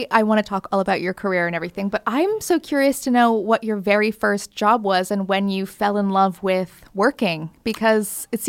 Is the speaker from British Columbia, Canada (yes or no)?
no; Waterloo, Ontario, Canada; Waterloo, Ontario.